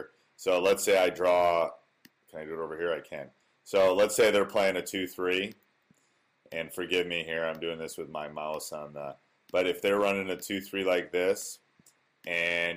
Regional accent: Wisconsin, United States; born or raised there

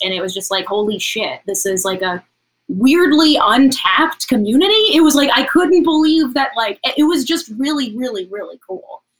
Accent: Tennessee, United States; now in Los Angeles, United States; I'm from Tennessee. I'm not from, you know, I didn't grow up in like a big city

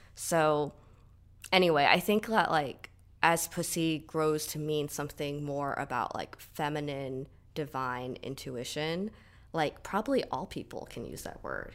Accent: Southern California, United States; I grew up in Southern California, like, pretty much all my life

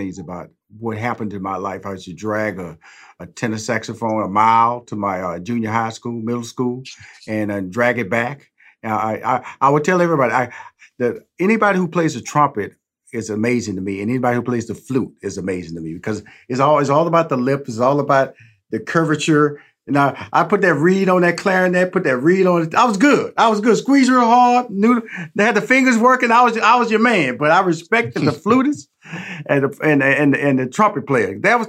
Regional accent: Houston, Texas, United States; …, I'm from Houston.

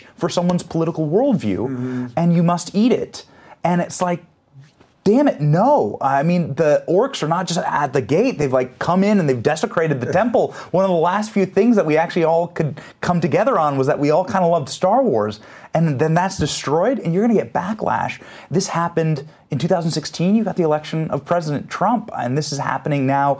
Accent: Iowa, United States; I was raised in Iowa

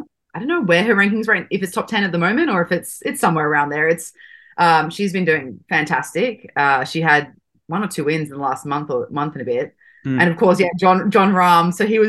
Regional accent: Sydney, New South Wales, Australia; moved away as an adult; also born or lived in Arizona; I am from Sydney, Australia.

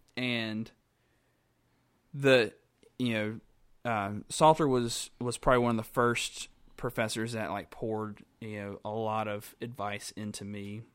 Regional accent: Graham, North Carolina, United States; born and raised in Graham, North Carolina

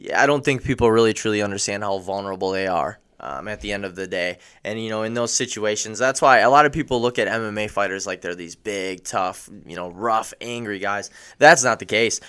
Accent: Oshkosh, Wisconsin, United States; I grew up in Oshkosh, Wisconsin. Um, went to high school here as well

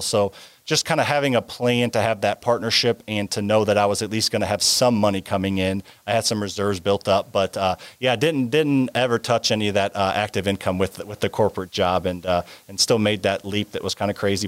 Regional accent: Midwest, United States; I grew up in the Midwest

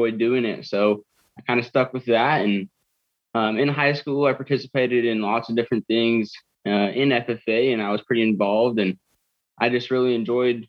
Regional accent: Murtaugh, Idaho, United States; I was raised in Murtaugh. I've lived in the same house my whole life

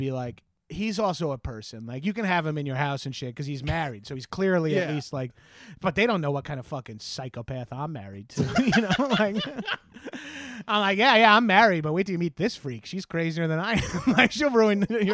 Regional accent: Freeport, New York, United States; South Shore for life, dog. I grew up in Freeport

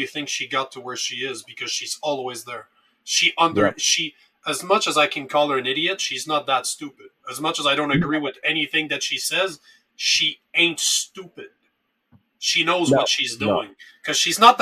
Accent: Canada; as a Canadian

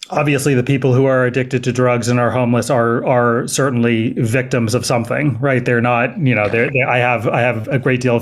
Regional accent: Berkeley, California, United States; also born or lived in San Francisco / Los Angeles / Oakland; I actually live in Oakland. I grew up in Berkeley, so I'm a Bay Area native

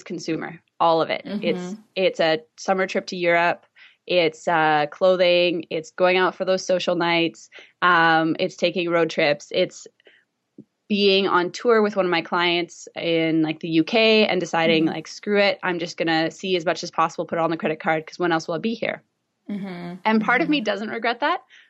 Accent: Vancouver, British Columbia, Canada; this is my hometown, so I don't know what it's like to live anywhere else

